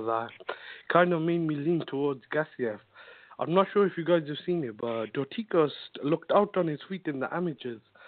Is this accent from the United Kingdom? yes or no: yes; Cardiff, Wales, United Kingdom; I'm from Cardiff. But I live about 10 minutes away from the stadium